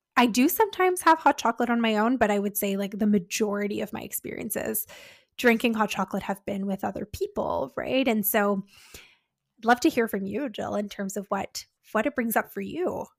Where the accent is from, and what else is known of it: Canada